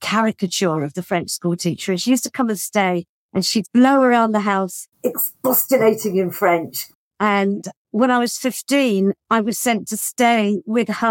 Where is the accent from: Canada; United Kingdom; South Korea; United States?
United Kingdom; moved away as an adult; also born or lived in Paris, France; as a British person